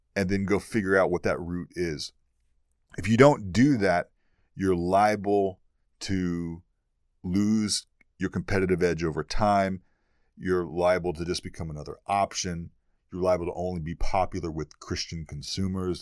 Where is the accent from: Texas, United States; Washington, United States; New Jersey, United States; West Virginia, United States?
Texas, United States; East; moved away; I'm from East Texas originally. I'm from the boondocks. I'm from the deep south.